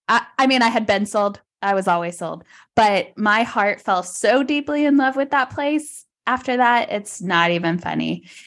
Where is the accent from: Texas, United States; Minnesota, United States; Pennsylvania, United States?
Texas, United States; Fort Worth; I'm from Fort Worth, Texas.